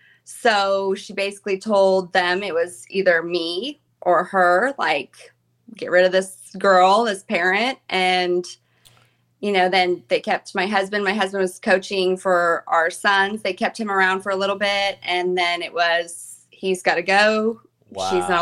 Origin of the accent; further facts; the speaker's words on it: Wichita, Kansas, United States; born there; also born or lived in Chicago / Arizona / Tennessee; but I was born in Wichita, Kansas, and we like moved around a lot. We lived in Chicago, Arizona, Tennessee, and then back to Kansas.